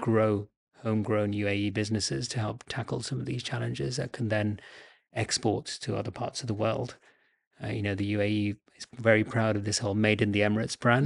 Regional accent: Bangladesh; moved away; I'm originally from Bangladesh

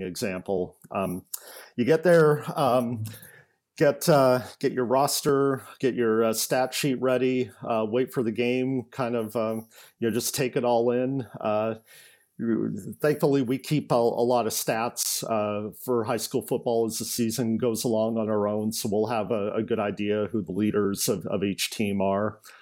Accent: Eugene, Oregon, United States; moved away as an adult; also born or lived in Tacoma, Washington; now in Vancouver, United States; I uh, grew up in Eugene, Oregon

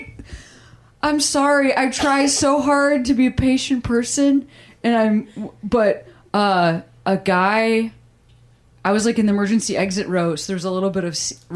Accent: Midwest, United States; now in Los Angeles, United States; I'm like from the Midwest. Literally everything's flat.

